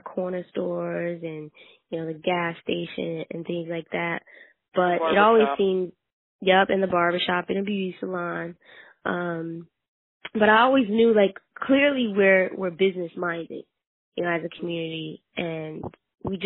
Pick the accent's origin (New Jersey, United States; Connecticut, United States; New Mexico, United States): New Jersey, United States; North; So I grew up in North New Jersey. I mostly grew up in the South Ward of North New Jersey